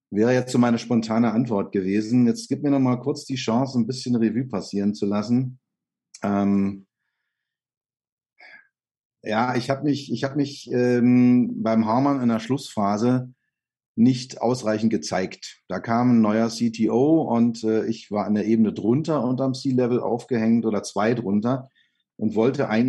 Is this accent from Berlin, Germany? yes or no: yes; Berlin, Germany; moved away as an adult; also born or lived in Böblingen / Mallorca; Ich bin gebürtiger Lichtenrader